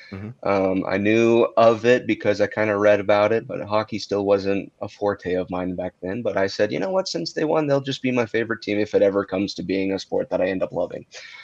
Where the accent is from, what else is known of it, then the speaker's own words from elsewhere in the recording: Provo, Utah, United States; now in Orem, United States; I come from Provo, Utah, even though I'm living in Orem right now.